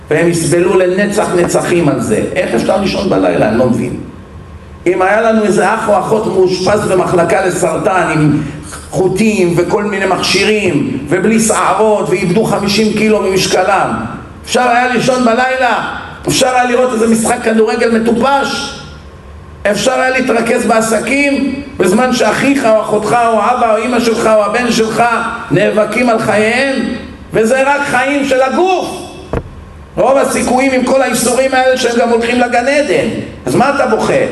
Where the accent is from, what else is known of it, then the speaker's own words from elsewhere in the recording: Bat Yam, Tel Aviv District, Israel; אני גדלתי בבת ים, ים